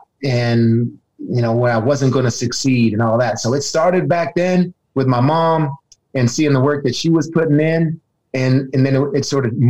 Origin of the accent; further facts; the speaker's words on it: San Francisco, California, United States; also born or lived in Roseville, California / Arizona; growing up in San Francisco